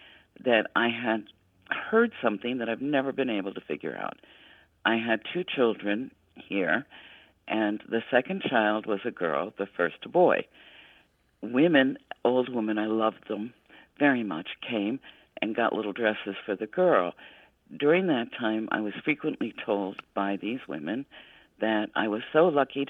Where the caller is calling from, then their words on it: Newport, Kentucky, United States; I'm calling from Newport, Kentucky.